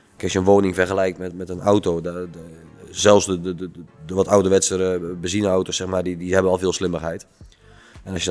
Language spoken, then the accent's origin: Dutch; Netherlands; We, zijn als Nederlanders heel erg gewend om met de rug naar het water te staan, het water buiten te houden.